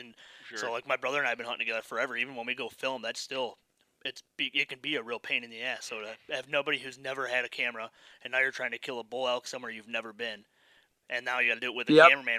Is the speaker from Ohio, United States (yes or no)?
no; Michigan, United States; We're all from Michigan